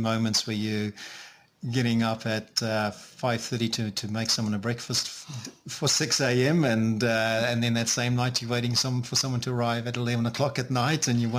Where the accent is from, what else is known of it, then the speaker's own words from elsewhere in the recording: South Africa; moved away as an adult; also born or lived in Auckland, New Zealand; now in National Park, New Zealand; So I'm from South Africa originally and moved to New Zealand in 2001 and lived in Auckland.